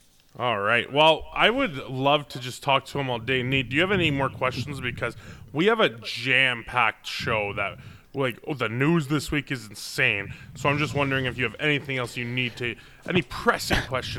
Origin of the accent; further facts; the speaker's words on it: Canada; I'm from Canada.